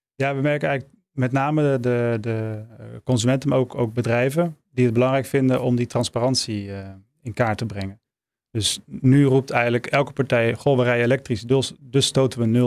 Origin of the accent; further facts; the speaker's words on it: Maastricht, Limburg, Netherlands; liefst in regio Maastricht, waar ik vandaan kom